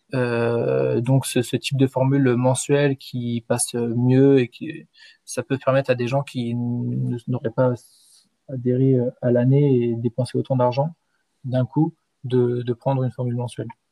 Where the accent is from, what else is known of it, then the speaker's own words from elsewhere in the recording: Rennes, Brittany, France; also born or lived in Paris; now in Troyes, France; je suis de Rennes à l'origine